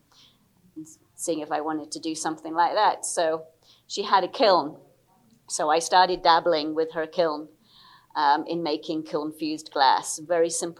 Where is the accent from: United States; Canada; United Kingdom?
United Kingdom; England; also born or lived in Liberia; I'm British. I was born in Liberia, moved back to the UK when I was 8